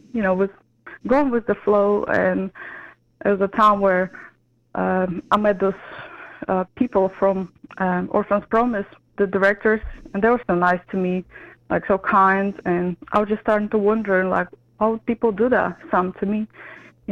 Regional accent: Ukraine; moved away as an adult; now in Baton Rouge, United States; I was raised in Ukraine until I was 25, and I moved to America 8 years ago.

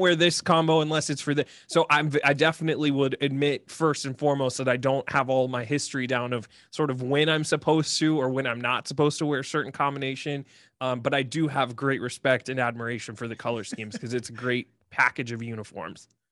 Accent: Columbus, Ohio, United States; Born and raised in Columbus, Ohio, big lifelong Ohio State fan

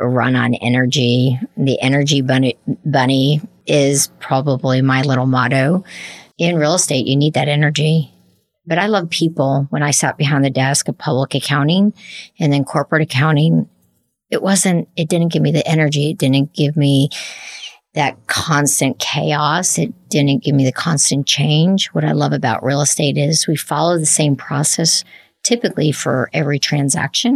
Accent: New Jersey, United States; now in Lexington, United States; you can take me out of Jersey, but you can't take Jersey out of the girl

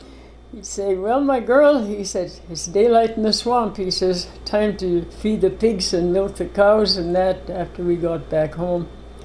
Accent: High Prairie, Alberta, Canada; High Prairie, Alberta. It's about 250 miles northwest of Edmonton, approximately.

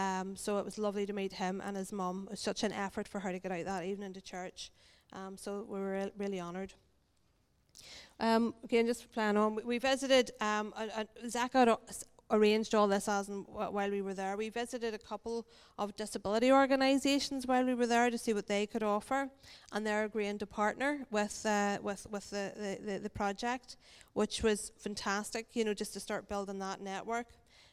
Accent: Ireland; because we're from Ireland, we don't get to sit outside very often.

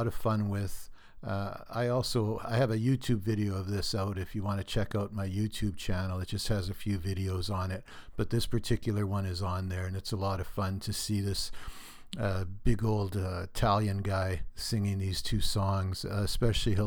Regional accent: Thunder Bay, Ontario, Canada; Thunder Bay, my hometown

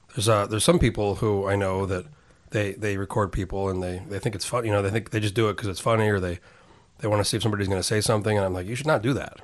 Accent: Albuquerque, New Mexico, United States; moved away as an adult; also born or lived in San Diego; I was raised in New Mexico, in Albuquerque

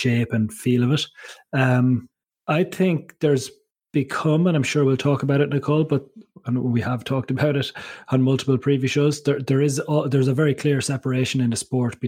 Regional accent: Ireland

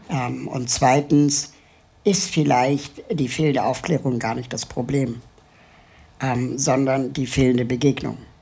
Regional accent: Germany; also born or lived in Lima, Peru; Mein Vater ist Peruaner, meine Mutter ist Deutsche.

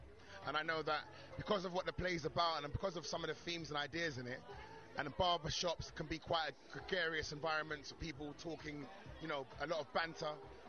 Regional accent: London, United Kingdom; I'm from London myself

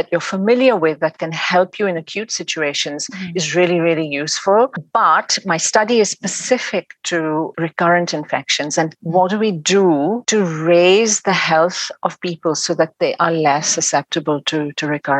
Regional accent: Pakistan; moved away as an adult; now in England, United Kingdom; I'm originally from Pakistan, and I came to England to go to university, and then I got married and stayed on in England.

